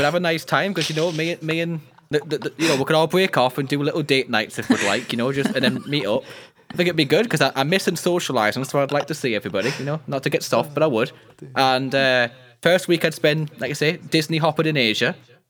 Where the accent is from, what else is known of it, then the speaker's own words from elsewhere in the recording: Scotland, United Kingdom; And then my middle name's …, because I'm Scottish.